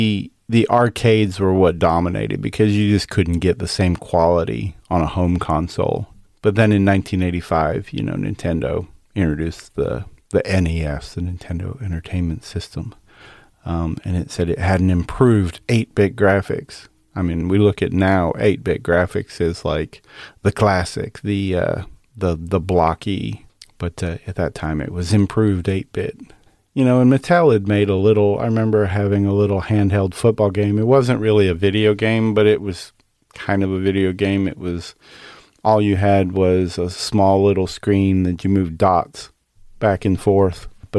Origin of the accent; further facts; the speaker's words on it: Michigan, United States; But I remember playing Space Invaders growing up in Michigan.